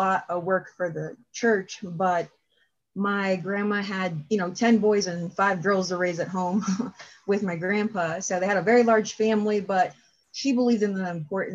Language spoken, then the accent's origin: English; Erie, Pennsylvania, United States; I am from Erie. I've been here my whole life